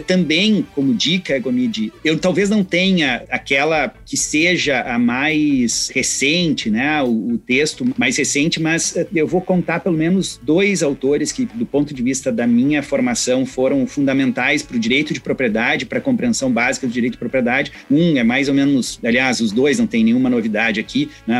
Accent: Serra Gaúcha, Rio Grande do Sul, Brazil; accent: Gaúcho; da Serra Gaúcha, cujo meu sotaque provavelmente já denuncia que assim a proximidade, né, que eu tenho com essa região

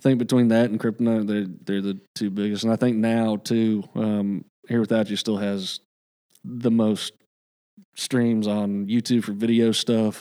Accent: the South, United States; now in Nashville, United States; growing up in the South

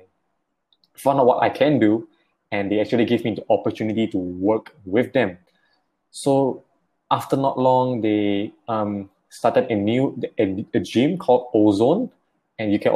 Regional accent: Klang, Selangor, Malaysia; I am from Klang, and I'm actually a full-time primary school teacher

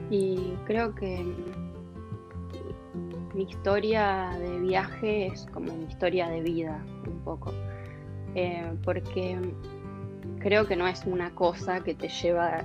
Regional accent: Buenos Aires, Argentina; born there; Nosotros cuando yo nací en Capital, pero me mudé varias veces durante mi infancia pero uno de mis mejores recuerdos de vivir en la ciudad de Buenos Aires era

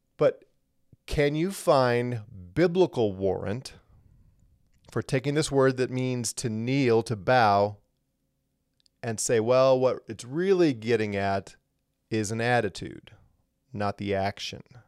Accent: Missouri, United States; moved away; I'm originally from Missouri, the Show Me State.

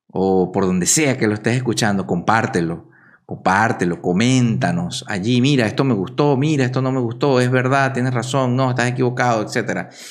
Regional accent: Venezuela; born or raised there; moved away; also born or lived in Caracas, Venezuela

